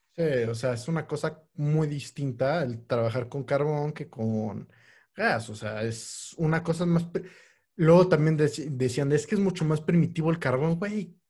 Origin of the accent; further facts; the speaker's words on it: Mexico; como buen mexicano